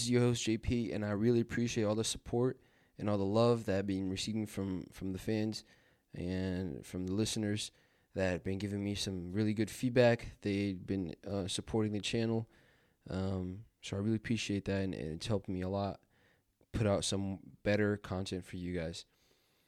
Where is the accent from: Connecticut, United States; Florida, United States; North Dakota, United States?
Connecticut, United States; Bridgeport; I'm from Bridgeport